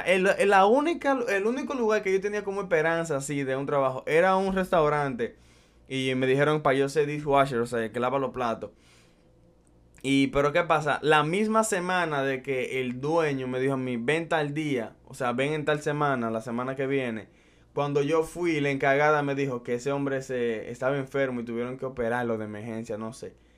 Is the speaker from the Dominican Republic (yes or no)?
yes; Dominican Republic; moved away as an adult; also born or lived in Brooklyn, New York; now in United States; yo soy dominicano. Eh, de la mata, criado, nacido y criado allá en mi bella tierra